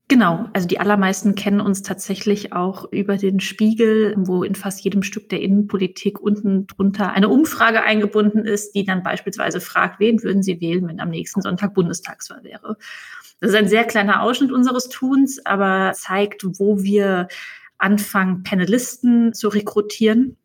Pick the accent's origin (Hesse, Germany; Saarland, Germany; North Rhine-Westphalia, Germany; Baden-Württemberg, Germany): Hesse, Germany; now in Berlin, Germany; in Hessen, wo wir beide gebürtig herkommen.